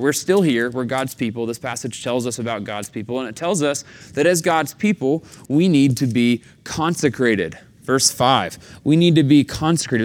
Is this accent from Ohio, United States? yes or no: no; Chattanooga, Tennessee, United States; moved away; growing up in the Southeast in Chattanooga